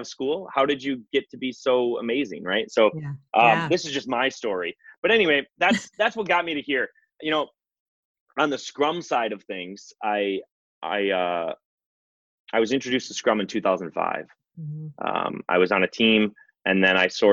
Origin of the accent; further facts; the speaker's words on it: Wisconsin, United States; Born and raised in Wisconsin. I actually grew up on a dairy farm